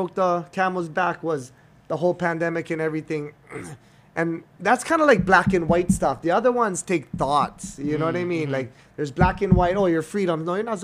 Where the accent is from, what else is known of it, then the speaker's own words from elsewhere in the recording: Hawaii, United States; we're all from Hawaii